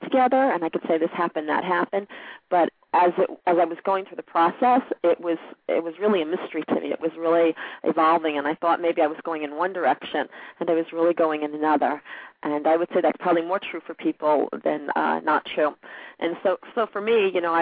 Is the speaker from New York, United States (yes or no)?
yes; New York City, New York, United States; also born or lived in Merrick, Long Island, New York; I lived in Queens until I was 15